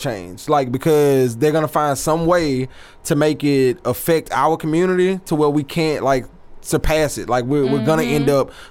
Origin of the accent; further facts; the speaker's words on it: Alexandria, Louisiana, United States; moved away; I was born and raised in the Sonya Quarters of Alexandria, Louisiana